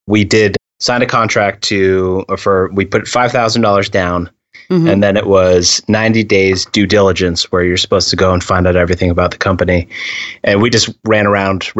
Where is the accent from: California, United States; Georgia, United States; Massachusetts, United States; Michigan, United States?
Massachusetts, United States; I'm from Massachusetts